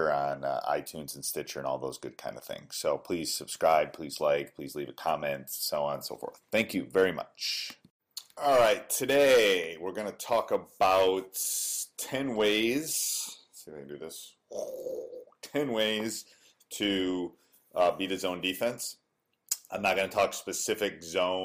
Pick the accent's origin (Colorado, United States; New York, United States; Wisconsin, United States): Wisconsin, United States; I grew up in Wisconsin. I went away for school, but then came back